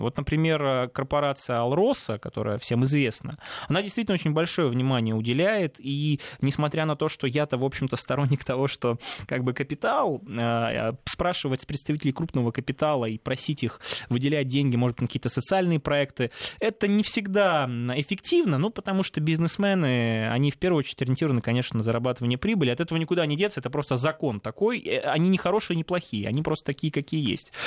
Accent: Salekhard, Yamalo-Nenets Autonomous Okrug, Russia; я родом из Салихарда, это Ямалнинский автономный округ

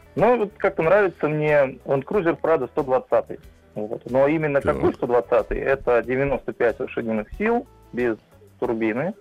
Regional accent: Bezhetsk, Tver Oblast, Russia; город Бежецк, Тверская область.

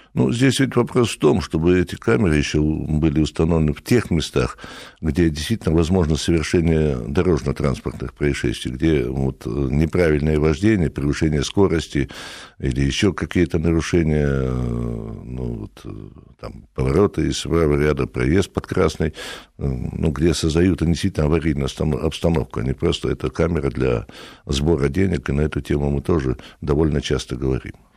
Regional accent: Republic of Karelia, Russia; я и сам из Карелии

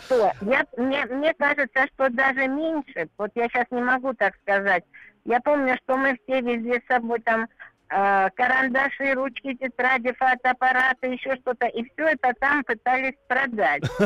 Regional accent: Rostov-on-Don, Rostov Oblast, Russia; я из Ростова-на-Дону

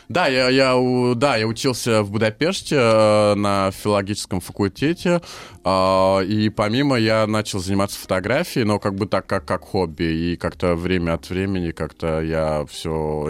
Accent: Hungary; first language Hungarian; Russian is a second language; also born or lived in Leningrad, Russia; в детстве меня увезли в Венгрию, и я там вырос

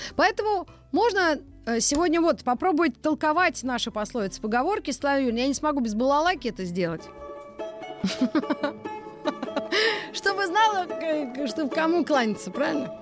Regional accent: Moscow, Russia; Из Москвы

